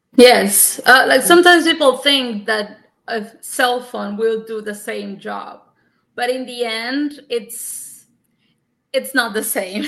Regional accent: Cuba; English is a second language; moved away as an adult; also born or lived in Havana; now in United States; I'm from Cuba and I was a teacher of English for nine years at a university in Havana

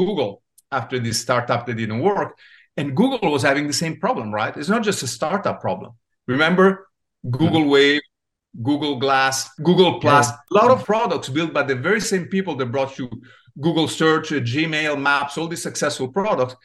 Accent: Italy; now in United States; I was born in Italy. I came to the US and I landed in Silicon Valley.

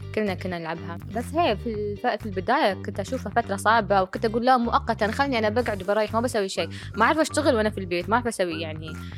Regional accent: United Arab Emirates; رسامة إماراتية وكاتبة

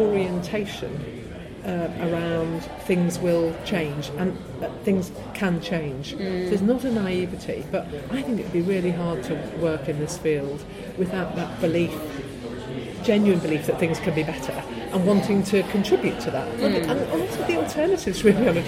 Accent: Liverpool, North West England, United Kingdom; now in London, United Kingdom; I was growing up in Liverpool

